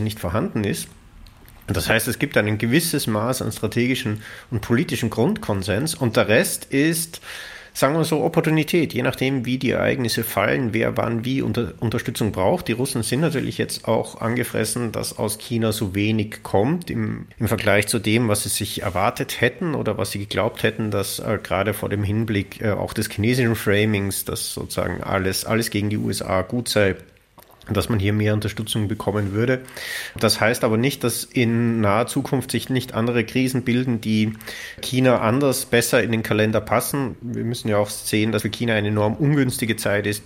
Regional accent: Austria; mein Heimatland Österreich

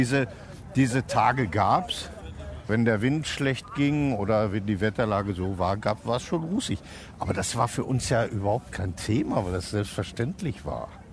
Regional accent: Herne, North Rhine-Westphalia, Germany; now in Cologne, Germany; Also nicht weit von Herne, wo ich herkomme

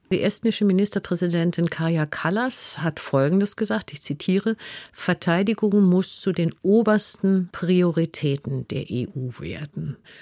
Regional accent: Germany; für uns als Deutsche

